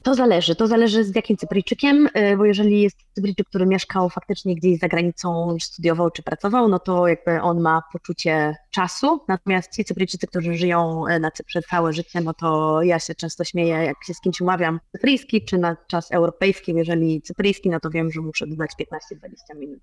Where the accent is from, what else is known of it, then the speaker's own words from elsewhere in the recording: Poland; now in Cyprus; jestem z Polski